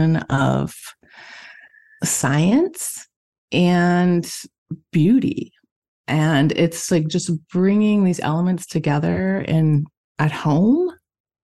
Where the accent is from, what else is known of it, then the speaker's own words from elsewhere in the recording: Missouri, United States; also born or lived in Michigan / Italy; now in Thetford, United States; I'm originally from Missouri